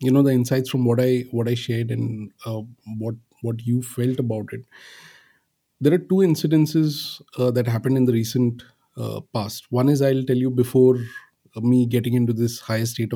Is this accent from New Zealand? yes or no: no; Pune, Maharashtra, India; moved away; I was in my hometown in Pune, in Maharashtra